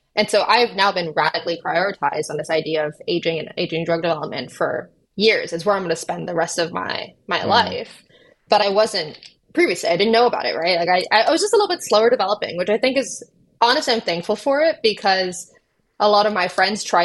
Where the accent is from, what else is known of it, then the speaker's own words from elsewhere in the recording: Austin, Texas, United States; moved away as an adult; also born or lived in Oxford, United Kingdom / San Francisco; I grew up in Austin